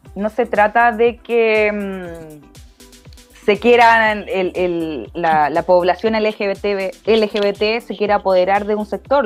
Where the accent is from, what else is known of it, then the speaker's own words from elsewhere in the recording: Chile; como buen chileno